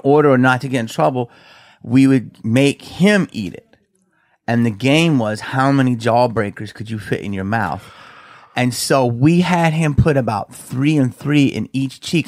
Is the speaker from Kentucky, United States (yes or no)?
no; Philadelphia, Pennsylvania, United States; we're from Philly